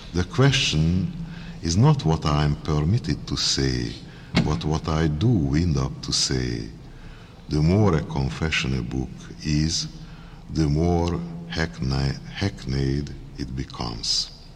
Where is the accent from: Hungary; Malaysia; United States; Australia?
Hungary; accent: heavy Hungarian; English is a second language; my heavy Hungarian accent